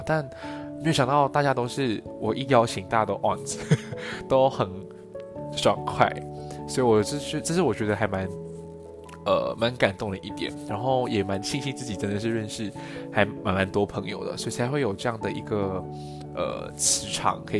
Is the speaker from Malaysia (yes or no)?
yes; Malaysia; accent: Malaysian; 面我 OK 了之后，我会慢慢慢慢的调整回马来西亚的腔调。所以各位给我一点时间，还是你们不希望我用马来西亚的腔调来跟大家说话呢？